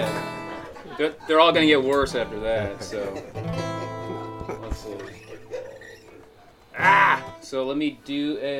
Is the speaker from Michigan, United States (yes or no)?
yes; Detroit, Michigan, United States; also born or lived in Liverpool, England; That's where I was born, and then moved over here, and then raised in Detroit.